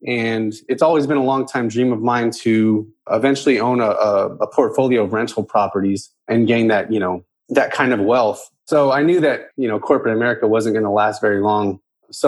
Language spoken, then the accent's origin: English; San Antonio, Texas, United States; now in Houston, United States; I'm originally from San Antonio, Texas, born and raised